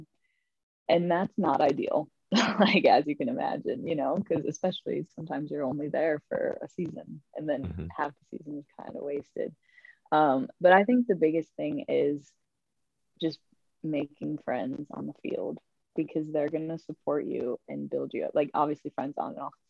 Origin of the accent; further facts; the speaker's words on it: United States; also born or lived in Spain; I'm an American